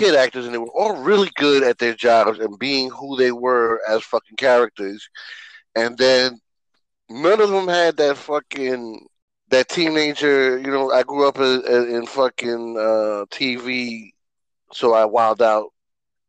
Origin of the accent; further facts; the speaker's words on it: New York, United States; growing up in New York